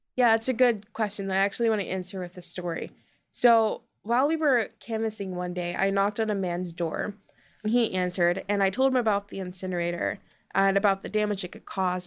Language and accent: English; Baltimore, Maryland, United States; I'm from Curtis Bay, which is a small community in Baltimore